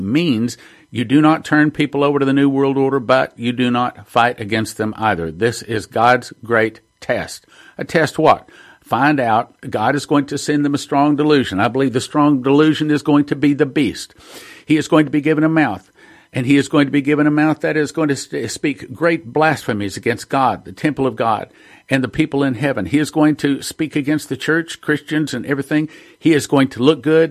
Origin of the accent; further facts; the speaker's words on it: Texas, United States; I'm from Texas